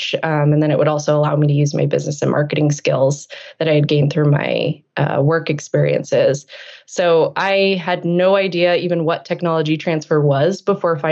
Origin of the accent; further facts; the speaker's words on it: New England, United States; I grew up in New England